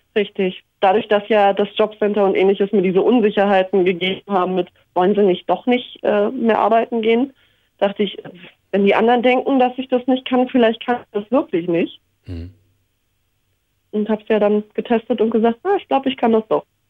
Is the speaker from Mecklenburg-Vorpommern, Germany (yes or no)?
no; Berlin, Germany; Also ich bin ja in Hellersdorf aufgewachsen.